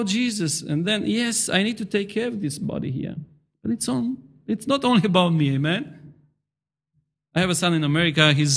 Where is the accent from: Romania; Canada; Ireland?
Romania; moved away; I come from Romania